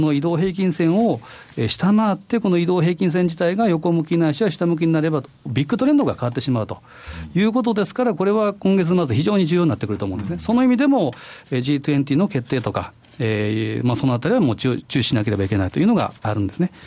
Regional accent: Osaka, Japan; 大阪ということで、はいこれは私のふるさとでもあるんですけど

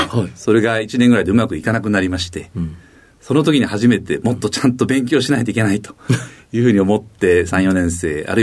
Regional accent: Nakano, Tokyo, Japan; 東京都中野区です。

